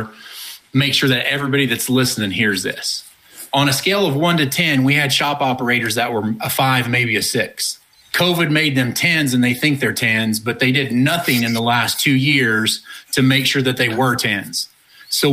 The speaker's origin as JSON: {"language": "English", "country": "United States", "tie": "born or raised there", "also_born_or_lived": "Oklahoma / Texas", "said": "I grew up in Oklahoma and Texas"}